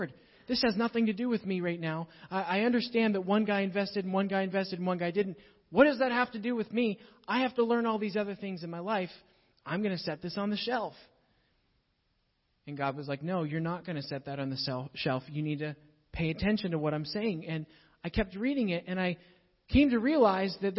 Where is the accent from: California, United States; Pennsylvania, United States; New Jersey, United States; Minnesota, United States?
Pennsylvania, United States; Pittsburgh; moved away; So I grew up in Pittsburgh